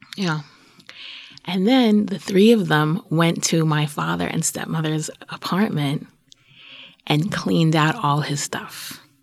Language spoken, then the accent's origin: English; New York City, New York, United States; moved away as an adult; also born or lived in Brooklyn / Boston / Brookline; I'm from Queens. That's what I am.